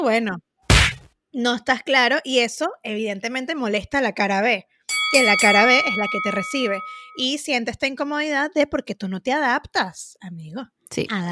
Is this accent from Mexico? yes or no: no; Venezuela; moved away; como venezolanas